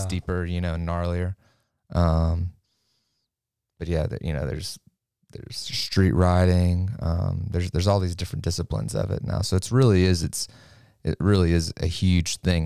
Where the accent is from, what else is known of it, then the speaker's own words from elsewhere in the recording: Lafayette, United States; I'm from Lafayette. I grew up about half a block from downtown